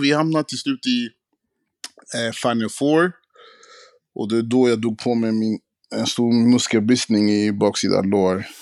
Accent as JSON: {"language": "Swedish", "country": "Sweden", "said": "vi svenskar"}